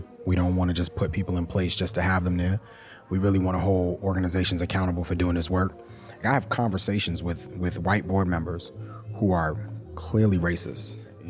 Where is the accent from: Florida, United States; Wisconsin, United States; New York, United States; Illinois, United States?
New York, United States; The truth is that I grew up in New York in the 80s and the 90s, and my lens around racism and racial trauma was framed from those experiences.